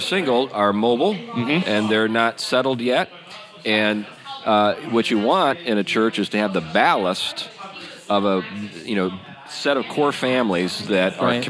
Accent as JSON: {"language": "English", "region": "Western Pennsylvania", "country": "United States", "tie": "born or raised there", "moved": "yes", "lives_now": "Battle Ground, United States", "said": "I'm from Western Pennsylvania, where like everybody was armed."}